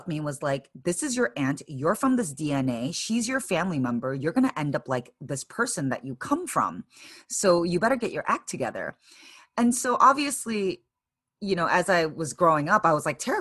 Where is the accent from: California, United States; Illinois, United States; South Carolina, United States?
Illinois, United States; Chicago; moved away as an adult; now in San Francisco, United States; So I'm Korean American, originally born and raised in Chicago